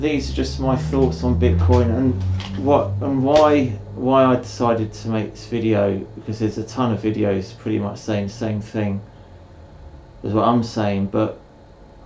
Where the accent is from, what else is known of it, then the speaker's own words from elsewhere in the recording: United Kingdom; I'm British